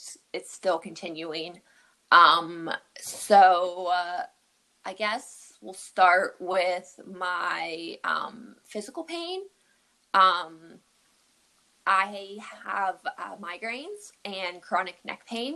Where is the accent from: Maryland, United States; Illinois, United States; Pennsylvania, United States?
Pennsylvania, United States; Pittsburgh; moved away as an adult; now in Pleasantville, United States; I am actually not from New York at all. I grew up and was raised in Pittsburgh, Pennsylvania.